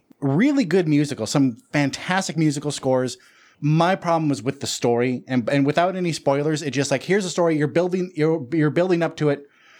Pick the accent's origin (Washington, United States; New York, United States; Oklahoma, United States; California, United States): California, United States; Watsonville / Santa Cruz area; that was recorded in my hometown.